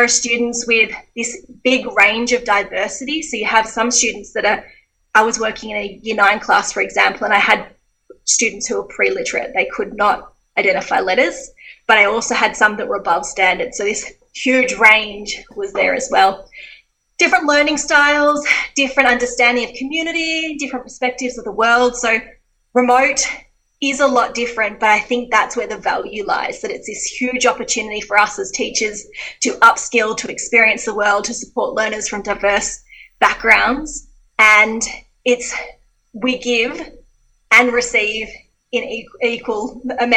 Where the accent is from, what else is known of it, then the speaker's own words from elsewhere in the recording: Geelong, Victoria, Australia; moved away as an adult; my sheltered middle-class Geelong life.